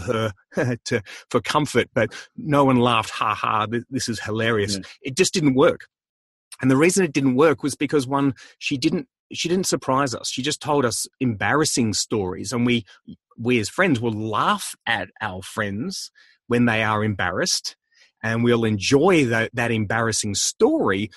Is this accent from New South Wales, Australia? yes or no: no; Melbourne, Victoria, Australia; I'm from Melbourne